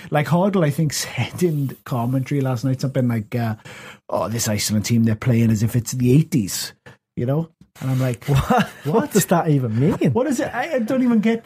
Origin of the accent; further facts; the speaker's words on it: Wales, United Kingdom; as a Welshman